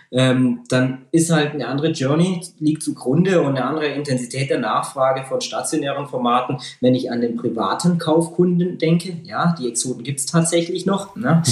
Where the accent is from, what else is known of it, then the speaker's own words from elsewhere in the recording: Lake Constance, Germany; now in Ulm, Germany; in meine Heimat am Bodensee